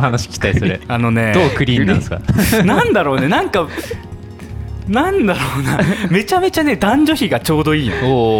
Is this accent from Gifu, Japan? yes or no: no; Sapporo, Hokkaido, Japan; 生まれも育ちも札幌の三十歳